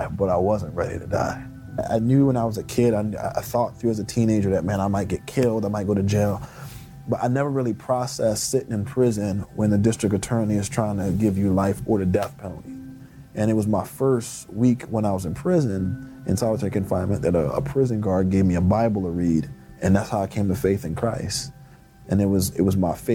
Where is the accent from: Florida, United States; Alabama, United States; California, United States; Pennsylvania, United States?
Pennsylvania, United States; Philadelphia; When I grew up in the Fairmount section of Philadelphia, I lived literally one block from Eastern State Penitentiary